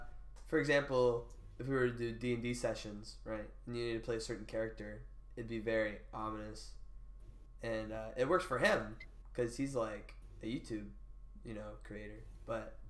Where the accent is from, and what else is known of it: United States; accent: normal American